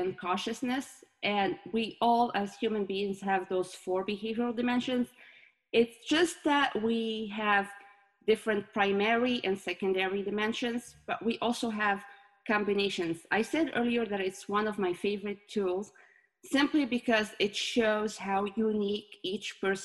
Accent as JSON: {"language": "English", "country": "Morocco", "moved": "as an adult", "lives_now": "United States", "said": "My home country is Morocco, and I moved to the US 7 years ago."}